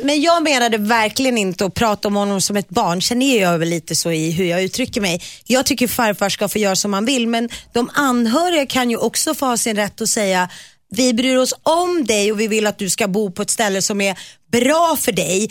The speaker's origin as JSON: {"language": "Swedish", "town": "Nacka", "region": "Stockholm County", "country": "Sweden", "tie": "born or raised there", "said": "ute i Nacka där jag växte upp"}